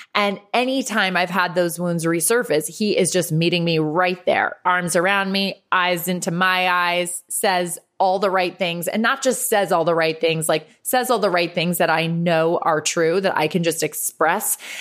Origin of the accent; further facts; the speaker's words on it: Westchester County, New York, United States; also born or lived in Ireland / Los Angeles; I grew up just thirty-five minutes north of the city in Westchester County. Uh, moved there from Ireland at eight years old.